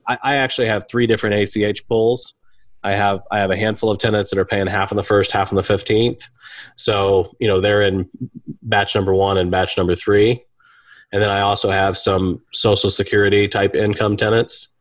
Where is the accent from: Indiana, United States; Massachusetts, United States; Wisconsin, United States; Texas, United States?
Indiana, United States; Kendallville; I'm from Kendallville, Indiana